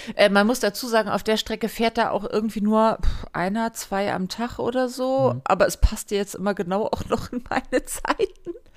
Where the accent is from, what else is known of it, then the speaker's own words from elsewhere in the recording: Hamburg, Germany; in Hamburg ist es so, meine Heimatstadt